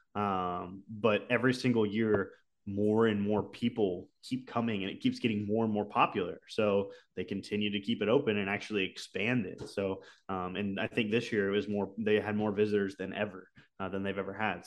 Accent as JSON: {"language": "English", "town": "Houston", "region": "Texas", "country": "United States", "tie": "born or raised there", "said": "I'm from Houston, Texas. I've lived here my whole life."}